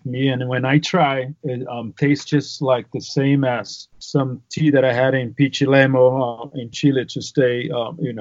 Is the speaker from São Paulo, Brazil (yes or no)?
no; Salvador, Bahia, Brazil; moved away as an adult; also born or lived in Hawaii; now in Utah, United States; I am from Salvador, Bahia, on the northeast region of Brazil.